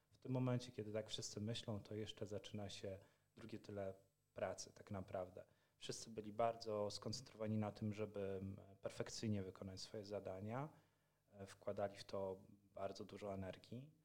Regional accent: Poland; mówimy po polsku, bo jesteśmy z Polski

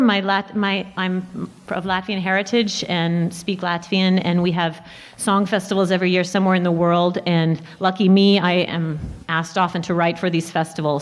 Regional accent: Portland, Oregon, United States; I grew up in Portland, Oregon.

